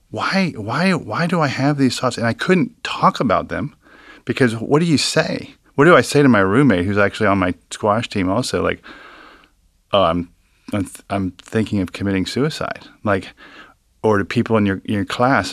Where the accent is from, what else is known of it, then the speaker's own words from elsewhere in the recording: Cincinnati, Ohio, United States; from Cincinnati, grew up in Hyde Park